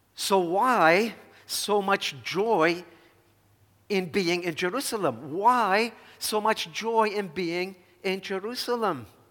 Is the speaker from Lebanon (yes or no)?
yes; Dhour Choueir, Lebanon; moved away as an adult; I was born and raised here in Lebanon, and I make it no secret, my great love and affection for my hometown, Duhur Shwed.